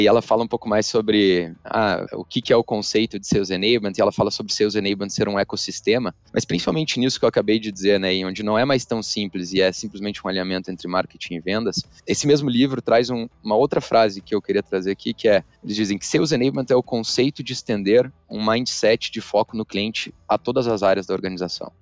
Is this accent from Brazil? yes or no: yes; Curitiba, Paraná, Brazil; eu sou curitibano